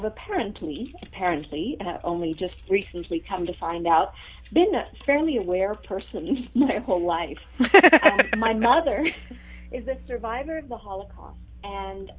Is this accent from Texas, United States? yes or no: yes; Texas, United States; also born or lived in Ramat Gan, Israel / Boston area / Houston; I was actually born in Israel. I was born in Ramat Gan, and I lived there. It's the land of diamonds and chocolate, so I was in good company. And then from there, we moved to Texas, and I lived there for most of my childhood growing up